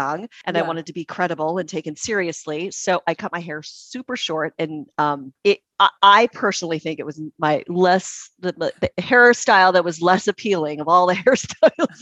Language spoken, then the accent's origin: English; Puyallup, Washington, United States; also born or lived in Syracuse, New York / Las Vegas, Nevada; now in Seattle, United States; I was born and raised in Puyallup. Down in Pierce County